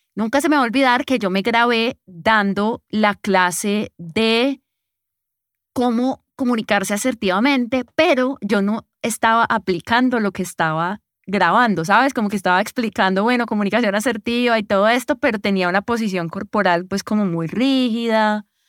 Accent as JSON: {"language": "Spanish", "country": "Colombia", "said": "Yo soy de aquí, de Colombia"}